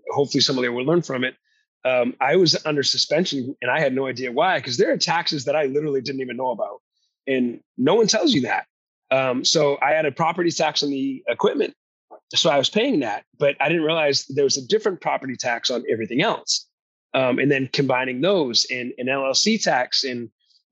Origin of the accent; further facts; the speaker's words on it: New England, United States; moved away as an adult; now in Sacramento, United States; I'm actually originally from New England